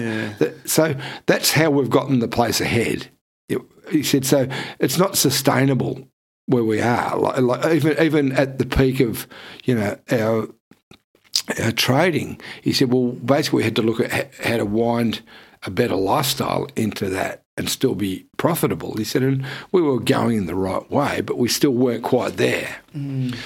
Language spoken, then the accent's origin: English; Geelong, Victoria, Australia; now in Melbourne, Australia; I live here and not in Geelong. You know, because I grew up in Geelong